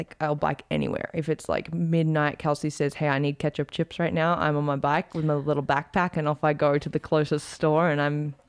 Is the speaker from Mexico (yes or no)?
no; Australia; accent: blended; also born or lived in United States; now in Calgary, Canada; Okay, well, I'm from Australia, in case you couldn't tell. My accent is like, people tell me it's really blended now.